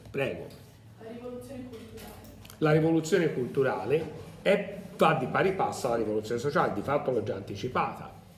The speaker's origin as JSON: {"language": "Italian", "region": "Tuscany", "country": "Italy", "said": "non sono, uh, un abitante di Bergamo, un, nato a Bergamo, però che sono toscano"}